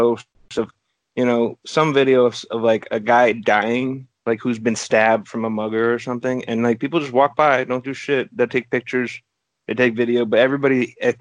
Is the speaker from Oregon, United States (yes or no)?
yes; Oregon, United States; I come from Oregon, which is, like, traditionally democratic, liberal